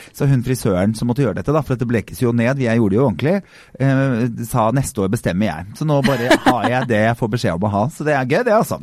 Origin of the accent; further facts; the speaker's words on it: Drammen, Buskerud, Norway; jeg er jo fra Drammen